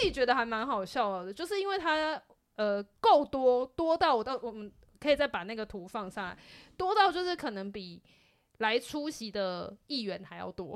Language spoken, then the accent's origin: Chinese; Taiwan; 台湾的很美好的地方，就是在挖掘这些很奇怪，但是跟我们土生土长很有高度相关的东西